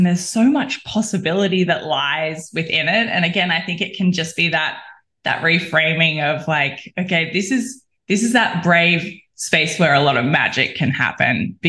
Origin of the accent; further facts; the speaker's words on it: Australia; I'm an Australian